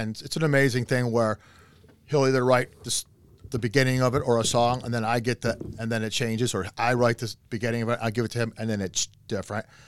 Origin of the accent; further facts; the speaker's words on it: Cleveland, Ohio, United States; I'm from Cleveland